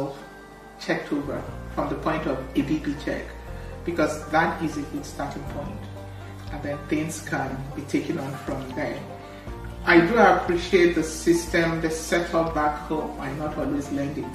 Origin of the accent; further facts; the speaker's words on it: Imo, Nigeria; moved away as an adult; now in United Kingdom; I'm from Imo State, and I had my training in Idiaba